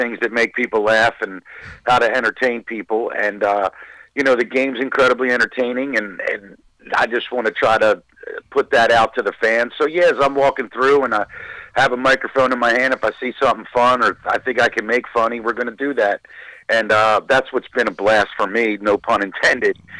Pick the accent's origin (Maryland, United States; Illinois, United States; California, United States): Maryland, United States; Baltimore; growing up in East Baltimore